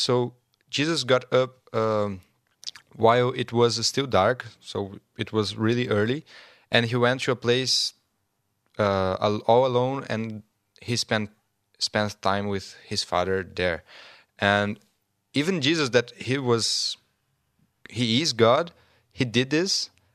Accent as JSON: {"language": "English", "country": "Brazil", "second_language": "English", "moved": "yes", "said": "I'm from Brazil"}